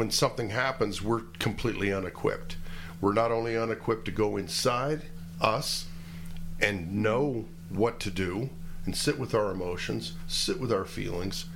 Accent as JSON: {"language": "English", "country": "United States", "said": "I'm American"}